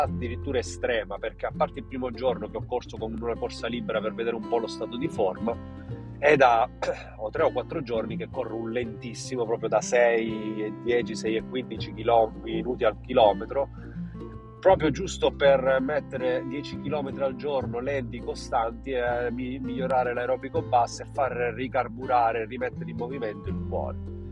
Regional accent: Paternò, Sicily, Italy; quella di Paternò del mio paese

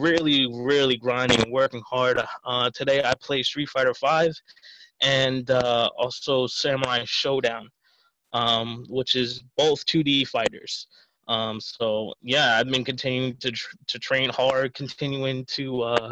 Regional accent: Ronkonkoma, New York, United States; I was born and raised in Long Island, so specifically Ronkonkoma

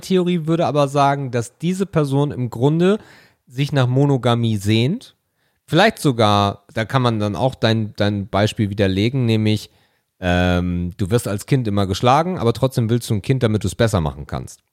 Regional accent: Hamburg, Germany; Ich komme ja nun mal gebürtig aus der Ecke

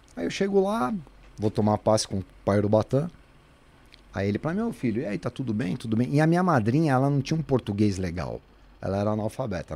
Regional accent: São Paulo, Brazil; Fui criado na rua em Santana

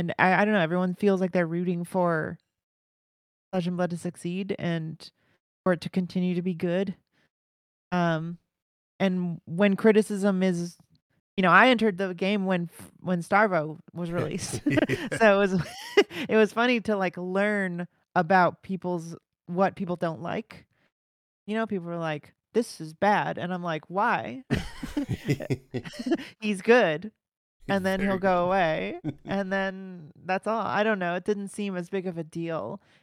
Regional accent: Los Angeles, California, United States; now in New York City, United States; Los Angeles.

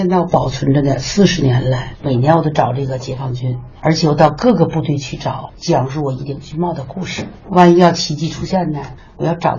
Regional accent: Tangshan, Hebei, China; 而且呢，我们唐山人呢，和比方说我吧，嗯，我也从地震中的这个阴影走出来，我现在的生活很好，很幸福。

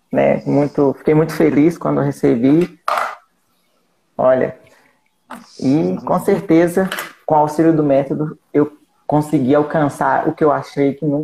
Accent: Barroso, Minas Gerais, Brazil; sou de Barroso, Minas Gerais, interior de Minas, né?

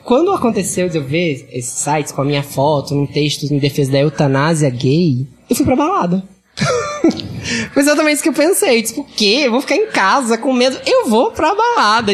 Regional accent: Northeast Region, Brazil; moved away as an adult; now in São Paulo, Brazil; Eu sou gay e sou nordestino.

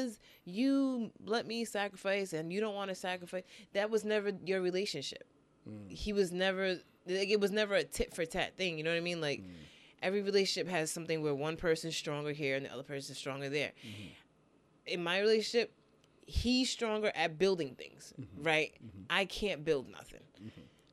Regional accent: Ghana; moved away; I'm a Ghanaian person

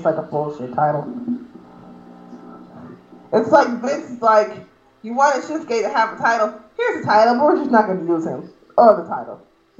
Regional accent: Chicago, Illinois, United States; I'm a Chicagoan.

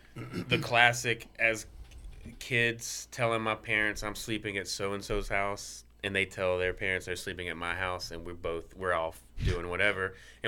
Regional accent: Marietta, Georgia, United States; born there; But I was born in Marietta, Georgia, because I don't know.

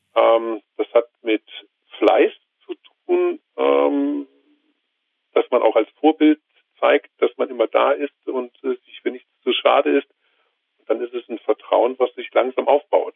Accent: Rhineland, Germany; now in Bavaria, Germany; ich komme gebürtig nicht aus Bayern, sondern aus einem schönen Rheinland

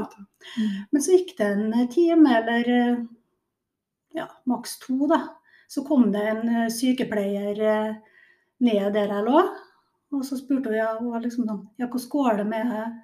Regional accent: Kristiansund, Møre og Romsdal, Norway; Nordmørsdame, så jeg er jo født og oppvokst i Kristiansund.

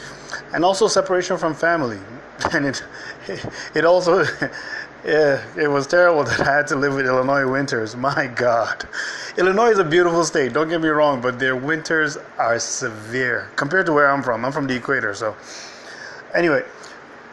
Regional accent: Nigeria; moved away; I was raised in Nigeria

